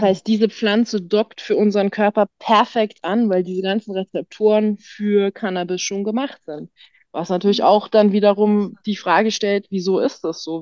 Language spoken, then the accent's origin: German; Germany; moved away; also born or lived in Tyrol, Austria; bin gebürtig Deutsche